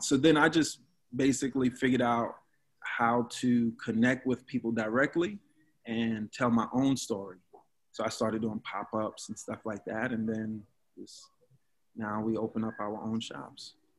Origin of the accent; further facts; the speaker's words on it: New York City, New York, United States; I'm from Brooklyn. From Brooklyn